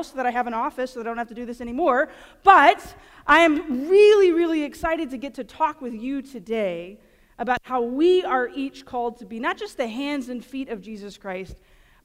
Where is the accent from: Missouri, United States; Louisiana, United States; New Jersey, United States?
Louisiana, United States; near the town of Iowa; We have a little tiny town about 45 minutes, not even 45, it's like 20 minutes from my hometown called Iowa